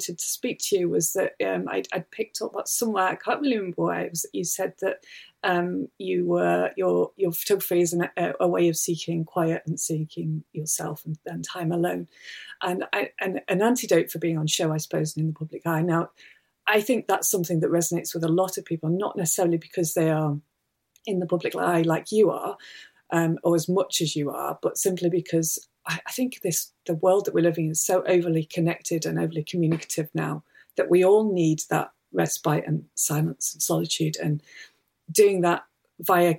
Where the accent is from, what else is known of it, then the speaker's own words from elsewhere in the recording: Manchester, North West England, United Kingdom; moved away as an adult; I left when I was, I think it was 19, 20 maybe, and I grew up in Manchester